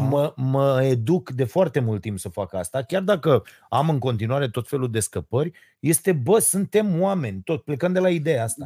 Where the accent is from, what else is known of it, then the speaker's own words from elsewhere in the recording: Romania; Noi românii suntem hoți